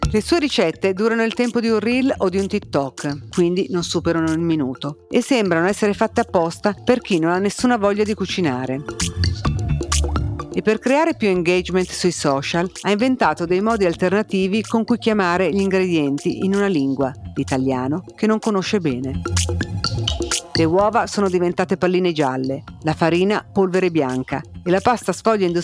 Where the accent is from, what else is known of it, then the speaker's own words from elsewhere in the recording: Rome, Lazio, Italy; born there; accent: Roman; un inconfondibile accento romano. Ah, se non si fosse capito, io sono un cinese nato a Roma. Io sono un IBC, un Italian born Chinese, di seconda generazione.